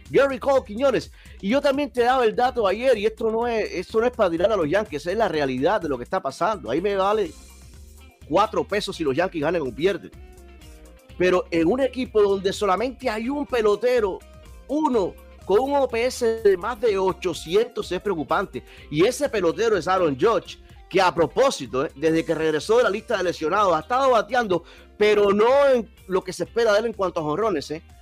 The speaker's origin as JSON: {"language": "Spanish", "country": "Cuba", "moved": "yes", "lives_now": "United States", "said": "el año que yo llegué de Cuba, en septiembre. Llevaba yo un mes en Estados Unidos y ya llevo aquí 28 años."}